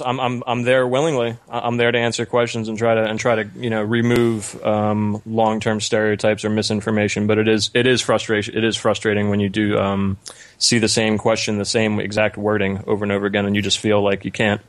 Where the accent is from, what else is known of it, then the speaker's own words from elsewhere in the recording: New Jersey, United States; also born or lived in New York City / Alabama / North Carolina; Yeah, originally I'm from just outside Philadelphia in New Jersey in the United States, and just generally lived all over the U.S.